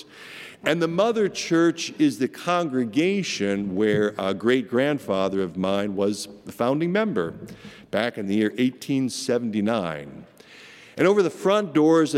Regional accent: Marcus, Iowa, United States; moved away; my little hometown of Marcus, Iowa, about population 1,200

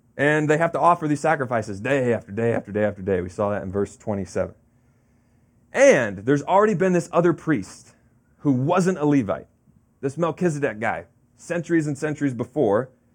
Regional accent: Florida, United States; now in New Jersey, United States; growing up in Florida, we had an in-ground pool, uh, as a kid

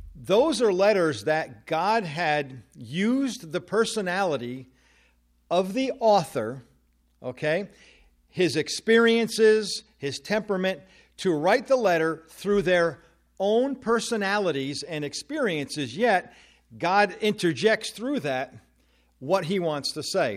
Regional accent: New Jersey, United States; moved away; I am originally from New Jersey

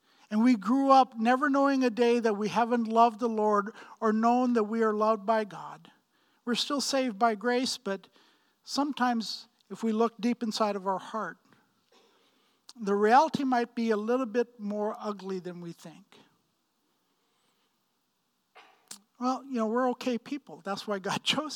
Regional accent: Pakistan; moved away; I'm from Pakistan. Right, I grew up in Pakistan and was born and bred there, and 6 miles from the Indian border

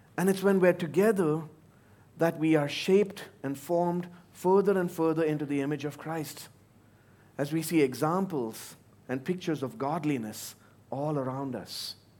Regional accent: India; moved away; my home country

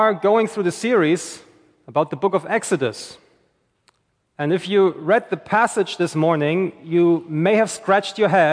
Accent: Germany; also born or lived in St. Johns County, Florida; now in Florida, United States; I'm originally from Germany

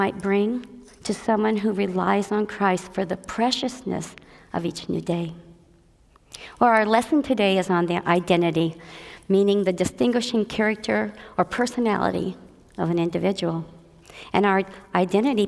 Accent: Southern California, United States; moved away as an adult; also born or lived in Frankfort, Indiana / Indiana; in Frankfort, Indiana in 1948. And when I was 9 years old, we moved to what I thought was the promised land, California, Disneyland, Southern California

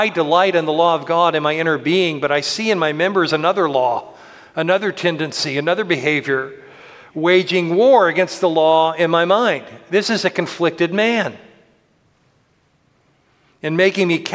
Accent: Tampa, Florida, United States; moved away; I grew up in Tampa Bay in the Gulf of Mexico.

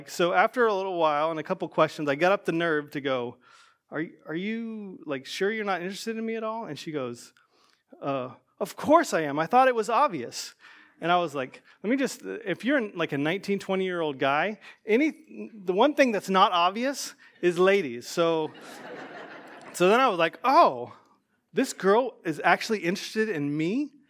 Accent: Georgia, United States; also born or lived in Ohio; I grew up in Georgia and Ohio.

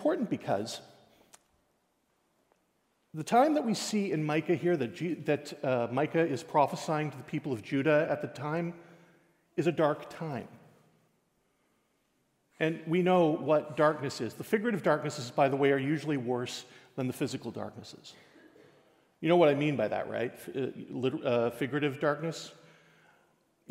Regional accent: Newfoundland and Labrador, Canada; as a Newfoundlander

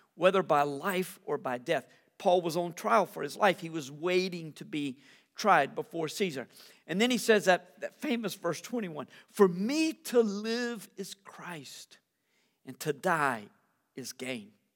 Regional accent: United States; As an American

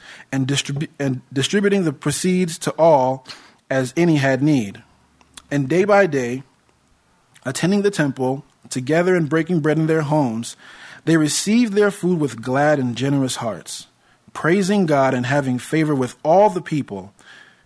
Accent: United States; I was born in America and hold my citizenship here

